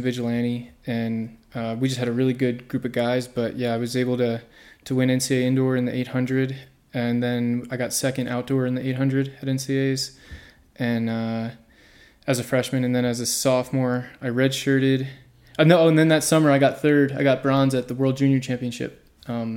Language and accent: English; Manalapan, New Jersey, United States; I grew up in New Jersey, in Manalapan, New Jersey, about an hour south of New York City